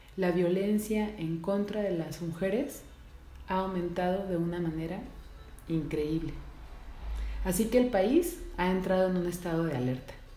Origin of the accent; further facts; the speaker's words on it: Mexico; Soy mujer, soy mexicana, soy madre